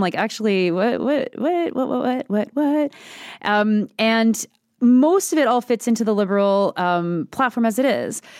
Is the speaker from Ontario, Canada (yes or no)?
no; Quebec, Canada; I come from Quebec